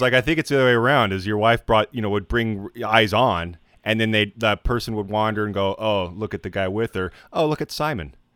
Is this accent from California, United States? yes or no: no; Idaho, United States; I was born in Idaho, where I wouldn't or I, wa, I was, like, spent most of my, like, col-, or, uh, co, uh, school days in Idaho.